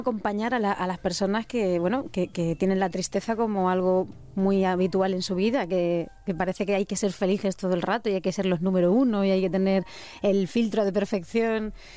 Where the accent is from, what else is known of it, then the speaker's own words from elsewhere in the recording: Sierra del Segura, Albacete, Castilla-La Mancha, Spain; Yo soy de la Sierra del Segura, de Albacete